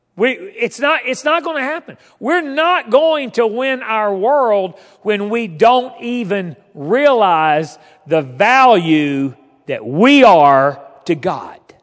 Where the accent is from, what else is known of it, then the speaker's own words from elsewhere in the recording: Fort Smith, Arkansas, United States; moved away as an adult; also born or lived in West Virginia / Alexandria; I grew up in Fort Smith